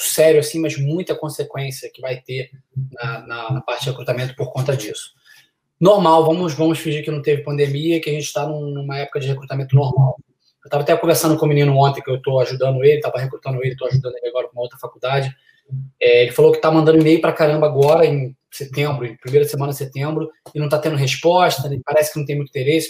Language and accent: Portuguese; Niterói, Rio de Janeiro, Brazil; moved away as an adult; now in United States; joguei no Brasil durante seis anos, juniores e, e profissional no Rio de Janeiro, sou de Niterói.